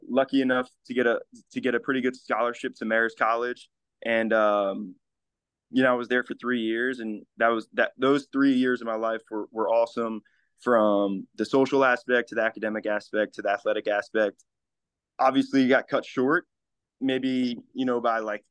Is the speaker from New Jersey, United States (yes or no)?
yes; Livingston, New Jersey, United States; I'm from Livingston, New Jersey, which is like North Jersey.